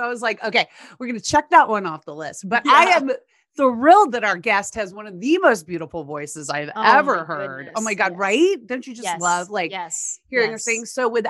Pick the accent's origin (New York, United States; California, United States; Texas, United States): Texas, United States; moved away; I remember growing up there, we had like a dusting of snow.